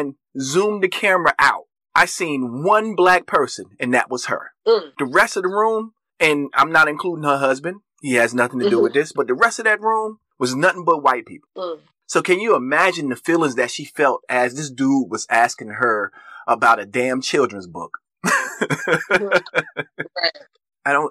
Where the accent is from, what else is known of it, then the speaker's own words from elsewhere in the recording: United States; we are as American citizens